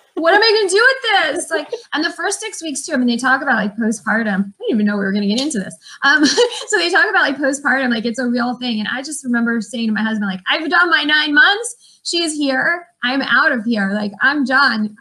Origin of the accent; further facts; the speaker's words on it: New York, United States; I'm originally from New York. I can't really tell you why, but I'm from a small town just outside of Manhattan.